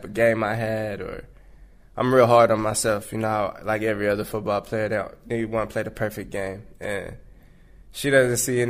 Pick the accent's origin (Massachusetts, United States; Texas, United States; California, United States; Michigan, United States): Texas, United States; San Antonio; I'm from Texas. I'm from San Antonio